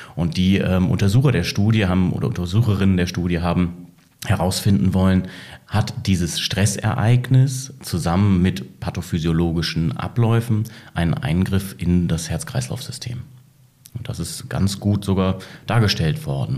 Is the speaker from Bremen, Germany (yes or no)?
yes; Bremen, Germany; ich komme wahrhaftig aus Bremen, bin dort aufgewachsen